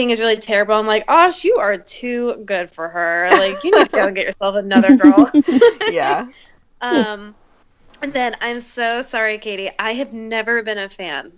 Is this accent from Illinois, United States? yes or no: yes; Springfield, Illinois, United States; I'm from Springfield, Illinois, which is where Abraham Lincoln came from.